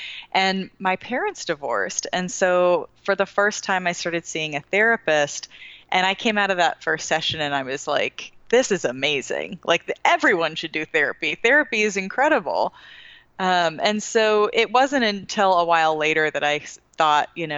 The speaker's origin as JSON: {"language": "English", "area": "San Francisco Bay Area", "region": "California", "country": "United States", "moved": "yes", "lives_now": "Charlotte, United States", "said": "Right now, I live in Charlotte, North Carolina, but I am actually from the San Francisco Bay Area"}